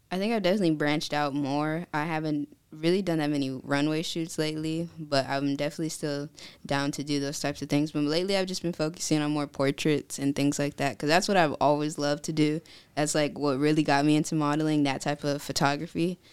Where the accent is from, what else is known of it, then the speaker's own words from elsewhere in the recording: California, United States; moved away as an adult; now in Virginia, United States; I was born and raised in California. I moved out to Virginia January twenty twenty-one